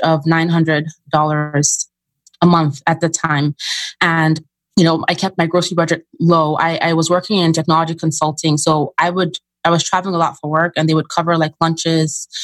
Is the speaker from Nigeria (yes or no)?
yes; Nigeria; moved away